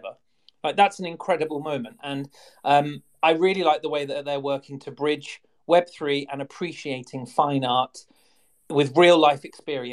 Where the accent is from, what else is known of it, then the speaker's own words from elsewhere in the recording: England, United Kingdom; accent: English; I am English